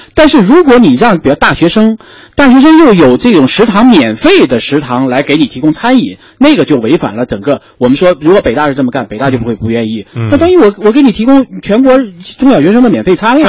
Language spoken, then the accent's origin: Chinese; China; 我们中国人